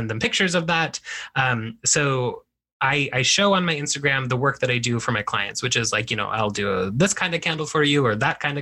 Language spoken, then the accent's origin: English; United States; as Mexican American people, we are both, you know, Mexican and we are American.